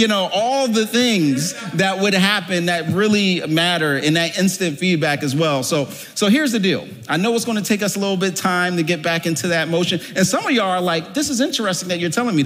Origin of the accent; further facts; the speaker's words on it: Philadelphia, Pennsylvania, United States; moved away; I was born and raised in Philadelphia, the cradle of liberty